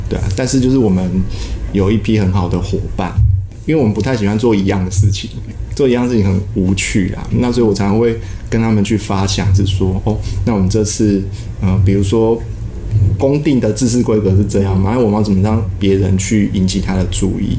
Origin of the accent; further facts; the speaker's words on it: Taiwan; 我就是一个土生土长的台湾人嘛，可能在台湾念完国中、高中、大学，哦，那研究所，哦，都是念成大，所以原本上都是在国内